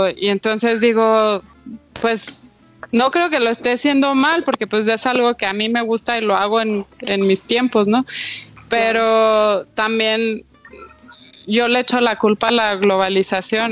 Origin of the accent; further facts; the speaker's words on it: Chihuahua, Mexico; soy de Chihuahua